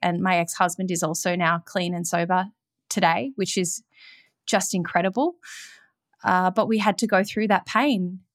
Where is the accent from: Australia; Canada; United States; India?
Australia; Melbourne, Victoria; I grew up in Melbourne, Australia